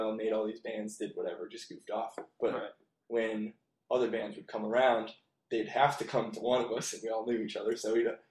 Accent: Valparaiso, Indiana, United States; moved away as an adult; also born or lived in Grand Rapids, Michigan; I was born and raised in Valparaiso, Indiana

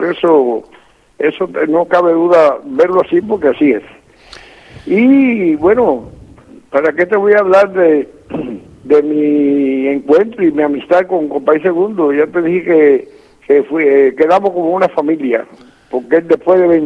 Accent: Loma de la Avispa, Santiago de Cuba, Cuba; born there; Sí, nací en la Loma de la Avispa. Bueno, aquello eh, cerca a, unos 5 kilómetros, 4 o 5 kilómetros, y, a lo mejor un poquito más Podría ser, de un pueblecito que se llama Songo.

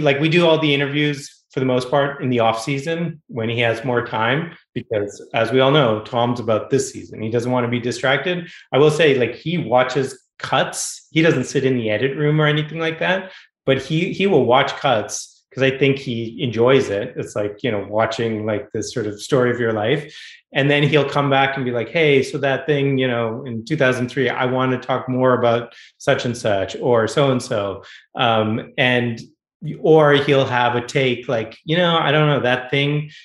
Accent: Boston, Massachusetts, United States; now in Los Angeles, United States; I'm a Boston kid. I grew up in New England. I grew up in Boston.

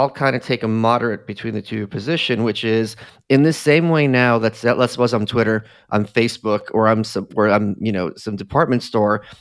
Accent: New York City, New York, United States; as a New Yorker, like, you know, he was this big media personality

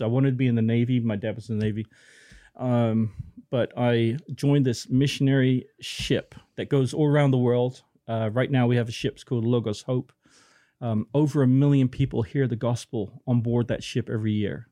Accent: Plymouth, South West England, United Kingdom; moved away; I was born in Plymouth

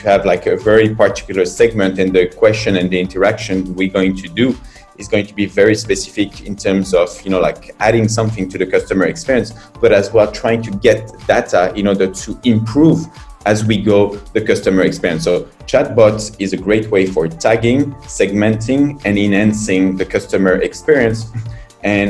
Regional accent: France; moved away as an adult; now in China; I'm from France.

